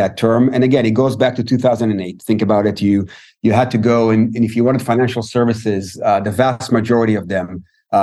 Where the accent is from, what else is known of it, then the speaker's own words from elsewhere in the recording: Israel; also born or lived in Tel Aviv, Israel; I'm Israeli